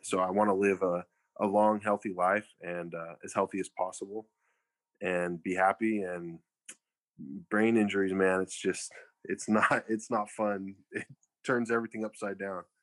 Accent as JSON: {"language": "English", "town": "Fresno", "region": "California", "country": "United States", "tie": "born or raised there", "said": "I was born and raised in Fresno"}